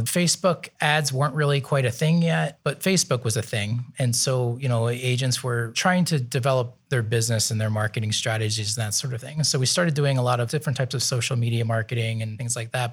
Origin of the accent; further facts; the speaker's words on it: Nazareth, Pennsylvania, United States; moved away as an adult; now in Columbus, United States; I'm from Eastern Pennsylvania. So my family is from a town called Nazareth